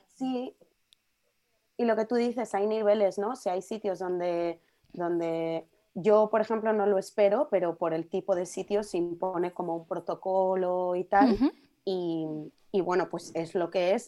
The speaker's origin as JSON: {"language": "Spanish", "town": "Madrid", "region": "Community of Madrid", "country": "Spain", "tie": "born or raised there", "said": "con mi madre cuando era pequeña iba a una en Puerta de Toledo"}